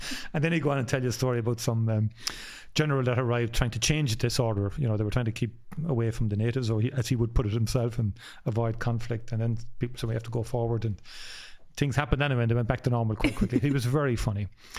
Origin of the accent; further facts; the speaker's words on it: Cork, Munster, Ireland; we're from Cork as well. So if you're born in Cork, you are born with a sense of humour.